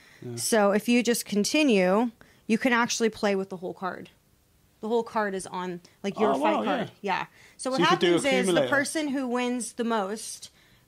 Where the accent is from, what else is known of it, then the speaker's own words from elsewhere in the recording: United States; I'm American